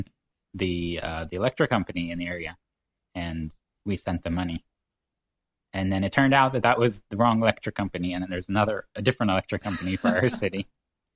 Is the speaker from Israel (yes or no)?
yes; Israel; first language English; moved away as an adult; now in Canada; growing up in an American style and living in Israel, because English is my native tongue